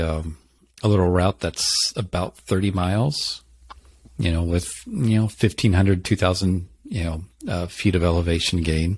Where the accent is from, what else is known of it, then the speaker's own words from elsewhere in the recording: Tennessee, United States; I grew up in Tennessee